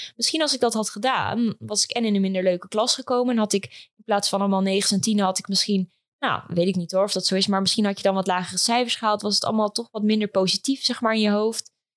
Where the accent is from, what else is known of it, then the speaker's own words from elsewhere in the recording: Epe, Gelderland, Netherlands; moved away as an adult; also born or lived in Leiden / Amsterdam; now in Almere, Netherlands; ik ben geboren en getogen in Epe, een klein plaatsje in eh, Gelderland